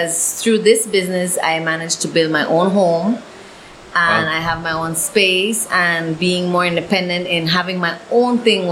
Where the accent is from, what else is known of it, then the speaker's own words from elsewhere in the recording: Caye Caulker, Belize District, Belize; my hometown. So I've been working with the Caye Caulker BTAA